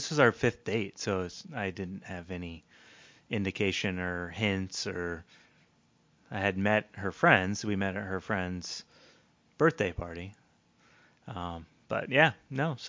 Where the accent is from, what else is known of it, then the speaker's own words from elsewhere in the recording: Portland, Oregon, United States; I grew up in Portland